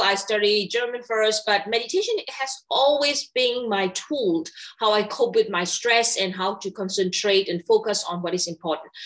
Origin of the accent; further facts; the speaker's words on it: Myanmar; moved away as an adult; I was born and raised in Myanmar